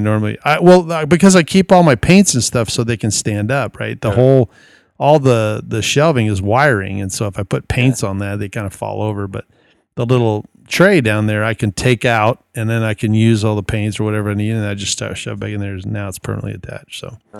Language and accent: English; Arizona, United States; from Arizona.